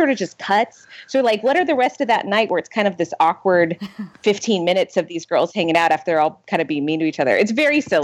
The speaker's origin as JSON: {"language": "English", "town": "San Diego", "region": "California", "country": "United States", "said": "I'm originally from San Diego"}